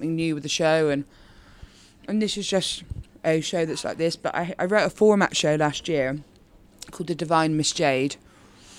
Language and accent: English; Bristol, South West England, United Kingdom; accent: Bristolian; As a Bristolian, I'm not often taken seriously with this accent